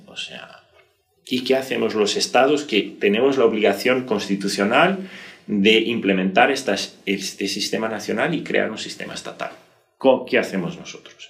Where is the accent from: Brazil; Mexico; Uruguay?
Brazil